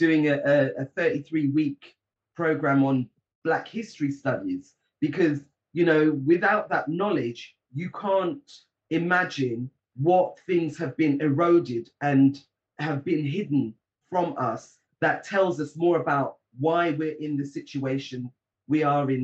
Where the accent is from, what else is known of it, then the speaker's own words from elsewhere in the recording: Bedfordshire, East of England, United Kingdom; moved away; also born or lived in London; I grew up in Bedfordshire, and very multicultural.